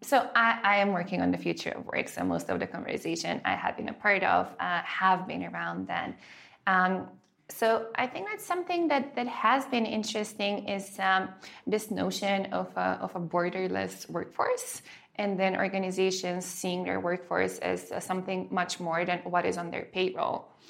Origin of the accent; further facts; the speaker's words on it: North Macedonia; moved away; I grew up in Macedonia.